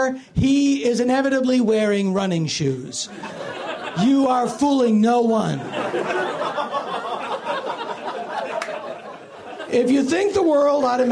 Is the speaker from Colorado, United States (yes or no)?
no; Philadelphia, Pennsylvania, United States; the kind of guy that I knew growing up in Philly